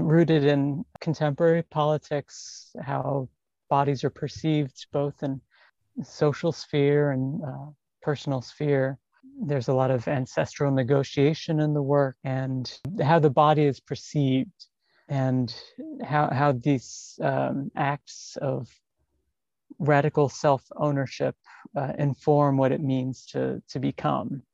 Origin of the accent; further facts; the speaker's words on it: New York City, New York, United States; I'm an artist from New York City